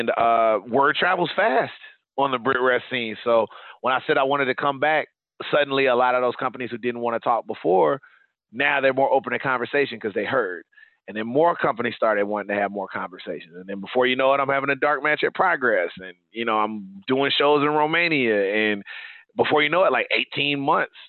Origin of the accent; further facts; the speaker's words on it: Georgia, United States; moved away as an adult; also born or lived in Leeds, England; I'm from Georgia